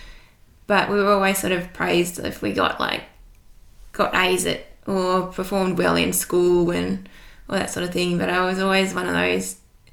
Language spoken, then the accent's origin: English; Hobart, Tasmania, Australia; I grew up in Hobart, born and bred.